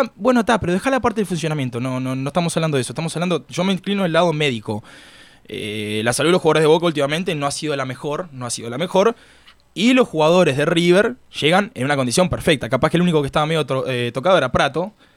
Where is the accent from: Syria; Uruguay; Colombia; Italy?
Uruguay; now in Miami, United States; yo soy uruguayo